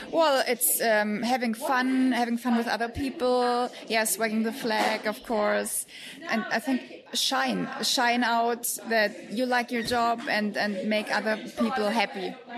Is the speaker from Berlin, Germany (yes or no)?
no; Munich, Bavaria, Germany; English is a second language; I'm from Munich